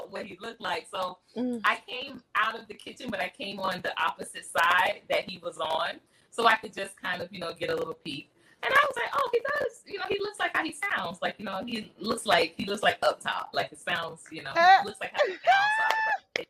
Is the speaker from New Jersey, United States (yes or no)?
no; Philadelphia, Pennsylvania, United States; I'm from Philly. So, you know, we have like it's a certain accent from up top